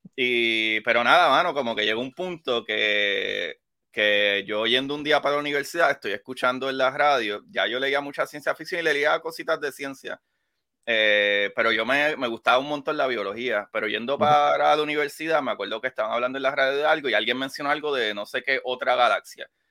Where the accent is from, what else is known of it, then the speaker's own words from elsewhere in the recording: Puerto Rico; como puertorriqueño